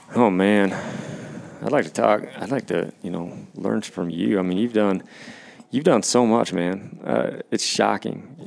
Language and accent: English; Washington, United States; my home state of Washington